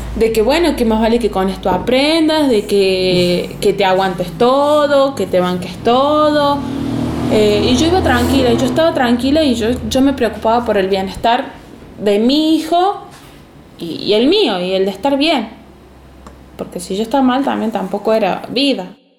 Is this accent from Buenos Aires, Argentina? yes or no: no; Villa Dolores, Córdoba, Argentina; de Villa Dolores, Córdoba